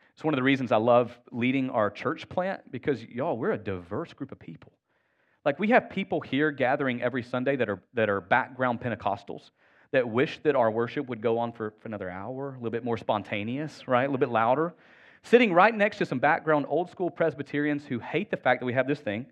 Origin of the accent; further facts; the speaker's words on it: Northwest Georgia, United States; I'm from Northwest Georgia. I had the real privilege of being raised in proximity to my extended family.